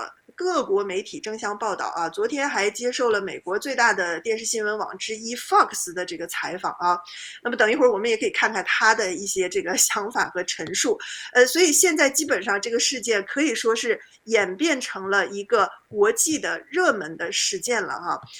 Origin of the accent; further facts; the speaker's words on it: China; 我们中国人